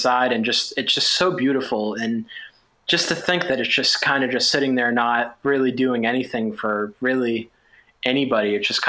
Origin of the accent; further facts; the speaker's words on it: Massachusetts, United States; I'm from Massachusetts